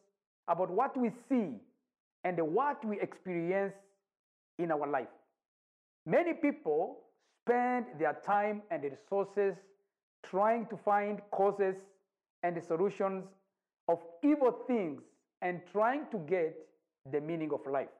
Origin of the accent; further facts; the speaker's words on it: Rwanda; now in Nairobi, Kenya; I'm from Rwanda. I live in Nairobi, Kenya